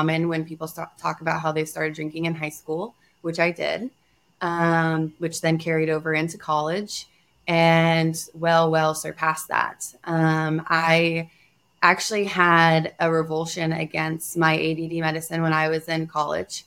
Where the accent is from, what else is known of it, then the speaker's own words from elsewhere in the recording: North Carolina, United States; I come from the East Coast. I was raised in North Carolina